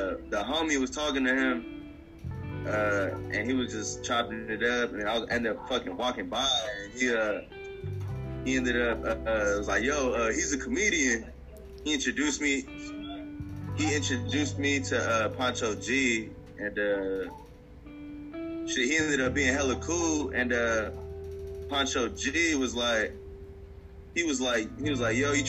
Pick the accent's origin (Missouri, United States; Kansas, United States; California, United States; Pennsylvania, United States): California, United States; Southern; first language Spanish; English is a second language; moved away as an adult; also born or lived in Mexico; now in Arizona, United States; I'm from Cali, from Southern California